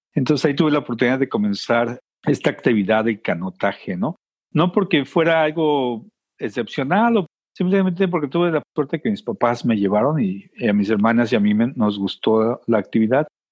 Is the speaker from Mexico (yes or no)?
yes; Mexico City, Mexico; moved away as an adult; now in United States; crecí este, en una ciudad muy grande, que sin embargo el medio ambiente, aunque esté modificado, todavía existe, todavía lo ves. Mucha gente eh, al lugar de donde vengo le dice el Valle de México